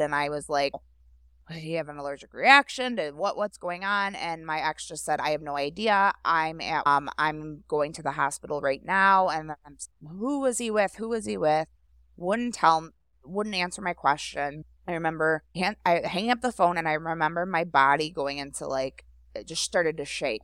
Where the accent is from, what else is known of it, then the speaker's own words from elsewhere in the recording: Grosse Pointe Woods, Michigan, United States; also born or lived in St. Clair Shores, Michigan; I grew up in Grosse Pointe Woods, which is basically next door to here.